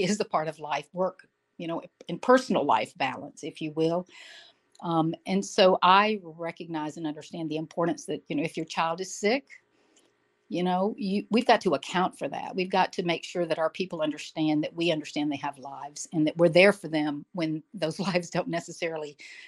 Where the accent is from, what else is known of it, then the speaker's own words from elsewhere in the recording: Jackson, Mississippi, United States; moved away as an adult; also born or lived in Vicksburg / Memphis; now in Miami, United States; actually born in the heart of the South in Vicksburg, Mississippi, grew up in Jackson. I still call that my hometown.